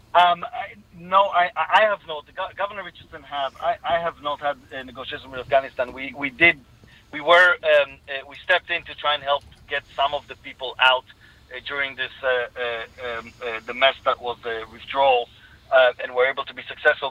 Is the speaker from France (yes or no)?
no; Israel; accent: Israeli; from my accent you can hear I'm Israeli